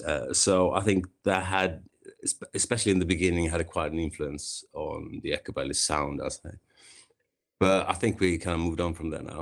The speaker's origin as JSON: {"language": "English", "town": "Kungsbacka", "region": "Halland County", "country": "Sweden", "tie": "born or raised there", "moved": "as an adult", "lives_now": "London, United Kingdom", "said": "I grew up in a small, kind of small town in Sweden called Kungsbacka"}